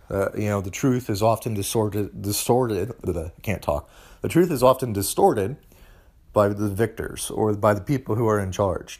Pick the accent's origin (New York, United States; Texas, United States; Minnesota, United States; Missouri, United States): Missouri, United States; now in Tennessee, United States; I'm from Missouri, which is where I grew up